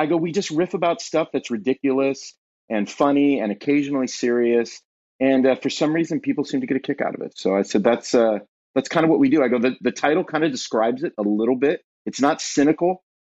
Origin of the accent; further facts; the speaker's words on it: Southern California, United States; moved away as an adult; also born or lived in Ohio; now in Ashland, Ohio, United States; born and raised in Southern California